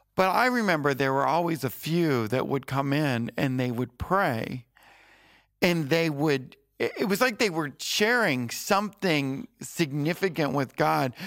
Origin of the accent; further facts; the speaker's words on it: Florida, United States; moved away as an adult; I was from Florida